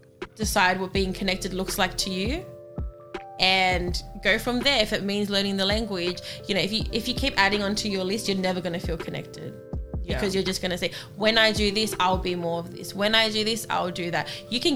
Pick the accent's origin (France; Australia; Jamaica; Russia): Australia; I'm Australian.